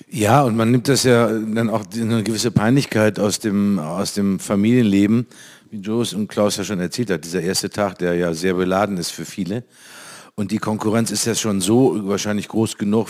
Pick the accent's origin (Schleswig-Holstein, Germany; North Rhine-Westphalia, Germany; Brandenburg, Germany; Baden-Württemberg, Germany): North Rhine-Westphalia, Germany; also born or lived in Cologne; bei uns in Nordrhein-Westfalen